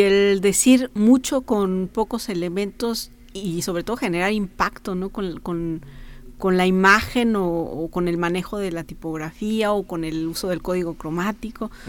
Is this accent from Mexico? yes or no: yes; Guanajuato, Mexico; moved away as an adult; now in San Luis Potosí, Mexico; me vine acá yo soy de Guanajuato entonces me vine a estudiar aquí a San Luis Potosí